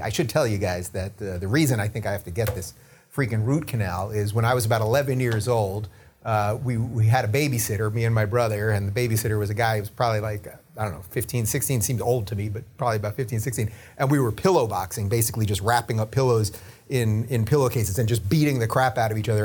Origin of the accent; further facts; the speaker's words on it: Long Island, New York, United States; moved away; I grew up in Long Island, spent my formative years in Long Island